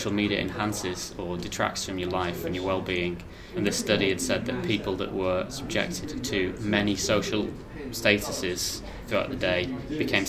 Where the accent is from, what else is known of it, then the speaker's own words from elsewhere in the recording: Lytham St Anne's, North West England, United Kingdom; moved away; also born or lived in Blackpool / London / United States; I was born in Blackpool Victoria Hospital, but from a nice part of the area called Lytham St Anne's, or St Anne's on Sea